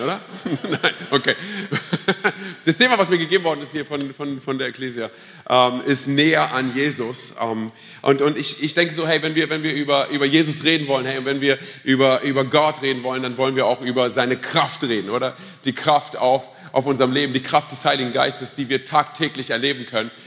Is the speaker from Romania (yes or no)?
yes; Romania; now in Germany; Ich bin ja Rumäne